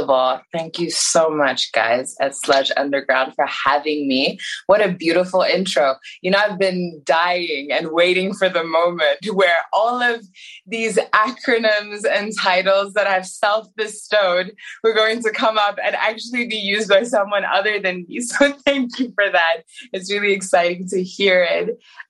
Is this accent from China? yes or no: yes; China; also born or lived in Iran; So growing up in China, that was like what we did during the summer. Myself and my parents would go back to Iran. So I was never, you know, far away from it, even though I didn't grow up there. We left for China because of my dad's job.